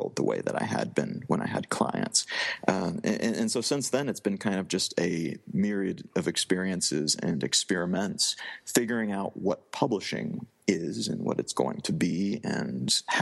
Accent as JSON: {"language": "English", "region": "Midwest of the U.S.", "country": "United States", "tie": "born or raised there", "moved": "yes", "said": "growing up in the Midwest of the U.S."}